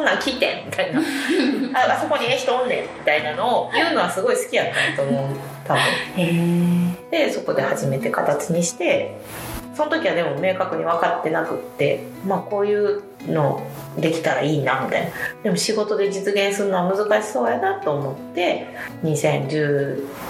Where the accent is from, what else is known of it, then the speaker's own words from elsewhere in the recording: Miki, Hyogo, Japan; moved away as an adult; now in Sumoto, Japan; 三木市出身って言ったんですけど淡路島からの距離で言ったら高速で1時間ぐらいの距離にある田舎で育ちました